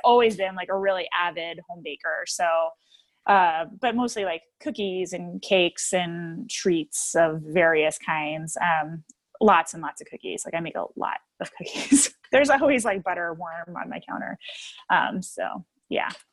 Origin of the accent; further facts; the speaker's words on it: New Jersey, United States; moved away as an adult; now in Oak Park, United States; my hometown, like that was, we had a bunch of home, mom and pop bagel stores